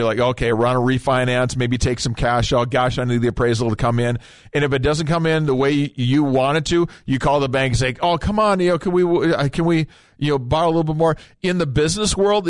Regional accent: Minnesota, United States; now in North Dakota, United States; I'm from Minnesota. I don't like people taking shots in my home state

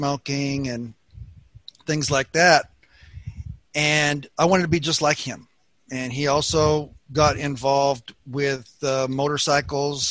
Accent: Southern California, United States; I was born here in Southern California and was the baby of the family

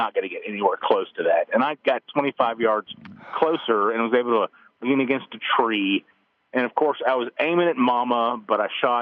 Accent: Austin, Texas, United States; now in Waco, United States; I grew up in Austin

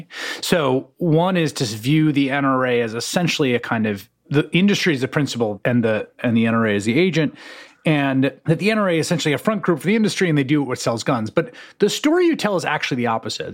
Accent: New York City, New York, United States; I grew up in the Bronx

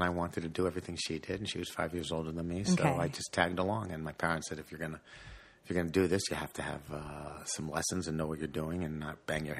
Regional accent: Fair Lawn, New Jersey, United States; also born or lived in Paterson, New Jersey; And a suburb of Paterson is Fairlawn, so I lived in Fairlawn. Fairlawn, New Jersey. Yeah, that's where I grew up.

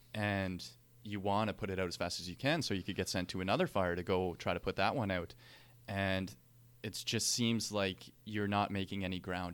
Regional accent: Canada; as Canadian firefighters

